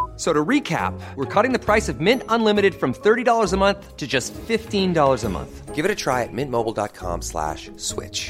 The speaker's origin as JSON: {"language": "English", "area": "around Cambridge, the Fens", "region": "East of England", "country": "United Kingdom", "tie": "born or raised there", "said": "I grew up in well around Cambridge here, out in the middle of the fens"}